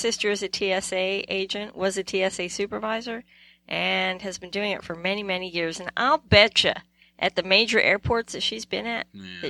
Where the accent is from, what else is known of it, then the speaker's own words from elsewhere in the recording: England, United Kingdom; now in United States; And I'm from England, so I come by it naturally.